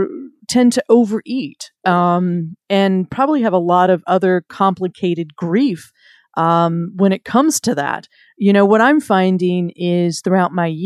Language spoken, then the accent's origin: English; the South, United States; I'm from the South